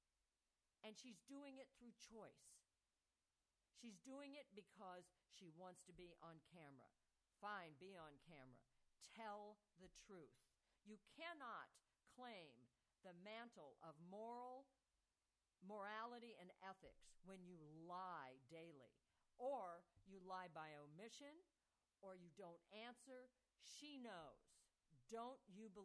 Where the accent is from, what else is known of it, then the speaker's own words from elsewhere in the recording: St. Louis, Missouri, United States; I'm from St. Louis.